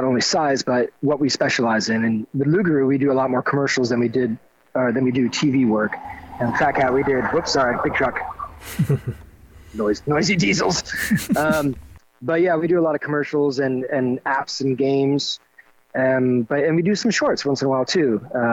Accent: Miramichi, New Brunswick, Canada; this is my hometown. I'm in my hometown

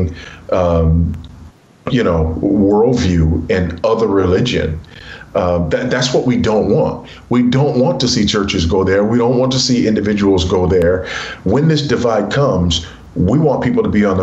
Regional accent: Los Angeles, California, United States; moved away as an adult; I was raised in South Central Los Angeles by a single teenage mother

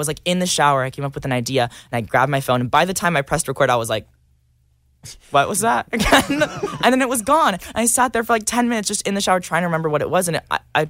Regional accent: Georgetown, Texas, United States; So I grew up in Texas. There's just like nothing out there. I grew up in a town called Georgetown, which is an hour away from Austin.

